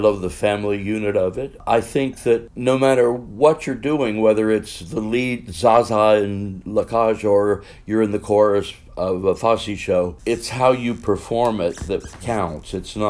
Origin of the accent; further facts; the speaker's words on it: Cincinnati, Ohio, United States; I'm from Ohio, Cincinnati, Ohio